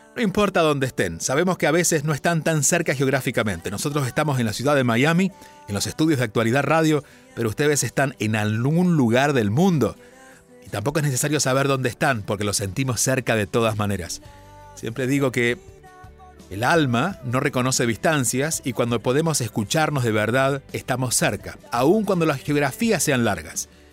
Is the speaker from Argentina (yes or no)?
yes; southern Argentina, Argentina; now in India; soy argentino de nacimiento y ese sello estará en siempre, siempre para mí, aunque viva en la India. Incluso, aunque decidiera vivir en Marte, me recordarían como aquel que vivió en la Tierra y nació en un pueblo en el sur de Argentina.